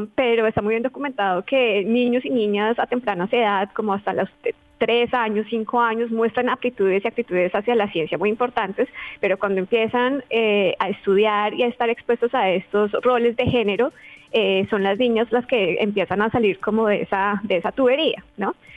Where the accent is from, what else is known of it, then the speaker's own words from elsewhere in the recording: Colombia; soy colombiana